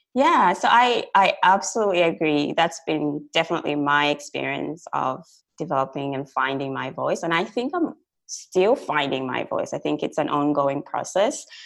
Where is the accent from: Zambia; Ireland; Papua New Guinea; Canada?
Zambia; moved away as an adult; now in Australia; so I'm originally from Zambia, which is like a small country in southern Africa. I moved to Australia in 2009